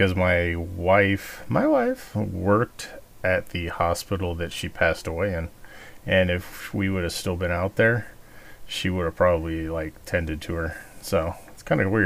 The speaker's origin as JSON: {"language": "English", "region": "Southern California", "country": "United States", "tie": "born or raised there", "moved": "yes", "said": "I grew up in Southern California"}